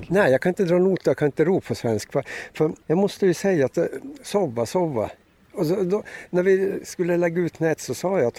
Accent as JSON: {"language": "Swedish", "town": "Karesuando", "region": "Norrbotten County", "country": "Sweden", "said": "Han visste att jag kom från Karesuando, jag var i Kiruna."}